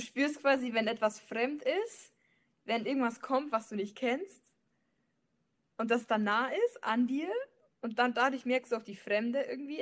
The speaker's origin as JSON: {"language": "German", "country": "Germany", "also_born_or_lived": "Leipzig", "said": "ich bin Deutsche"}